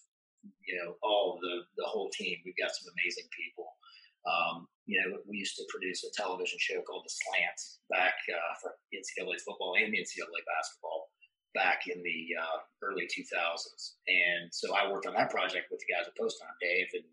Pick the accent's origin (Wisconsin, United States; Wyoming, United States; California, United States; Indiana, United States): Indiana, United States; Evansville; moved away as an adult; also born or lived in St. Louis, Missouri; now in Lexington, United States; I grew up in Evansville, Indiana